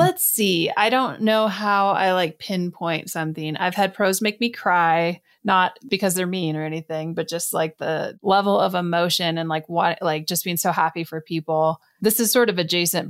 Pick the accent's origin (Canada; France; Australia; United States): Canada; I come from Canada.